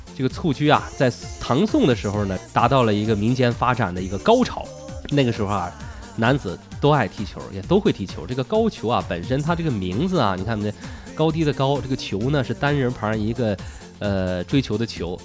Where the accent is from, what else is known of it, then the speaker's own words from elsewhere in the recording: China; 我们中国人